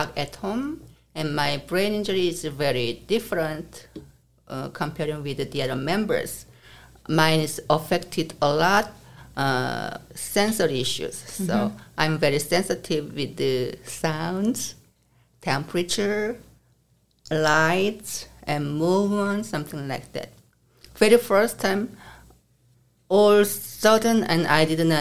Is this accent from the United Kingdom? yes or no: no; South Korea; now in United States; I come from South Korea.